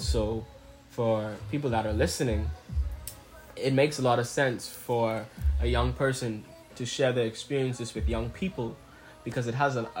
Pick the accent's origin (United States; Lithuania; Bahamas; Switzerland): Bahamas; also born or lived in Nassau, Bahamas; me being a Bahamian